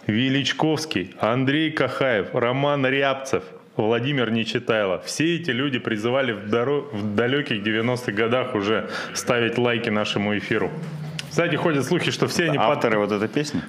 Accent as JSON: {"language": "Russian", "region": "Siberia", "country": "Russia", "said": "Это мы, сибиряки, это чё, с улицы семьдесят восьмой Дубровольческой бригады"}